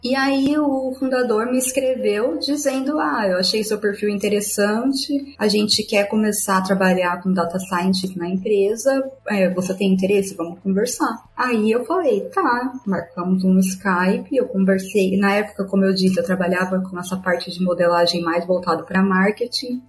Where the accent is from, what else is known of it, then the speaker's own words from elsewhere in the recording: Campinas, São Paulo, Brazil; moved away as an adult; also born or lived in Rio de Janeiro; now in Berlin, Germany; eu sou original de Campinas, em São Paulo